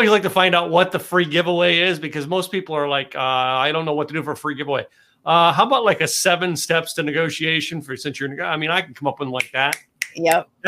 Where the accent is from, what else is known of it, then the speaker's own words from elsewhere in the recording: Pennsylvania, United States; now in Texas, United States; I moved here. I moved to Texas from Pennsylvania.